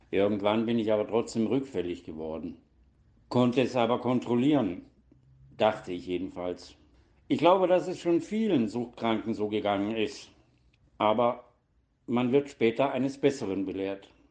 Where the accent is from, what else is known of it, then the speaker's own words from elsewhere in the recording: Donaueschingen, Baden-Württemberg, Germany; Geboren wurde ich im Dezember 1959 in Donaueschingen und habe dort auch die Schule besucht und bin auf, dort aufgewachsen.